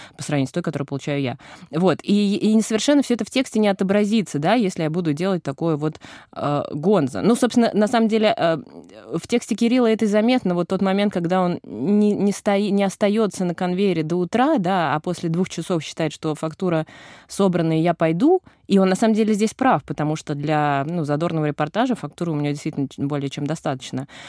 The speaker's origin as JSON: {"language": "Russian", "region": "Moscow", "country": "Russia", "said": "я, э, москвичка с опытом работы в ЧОПах нулевым"}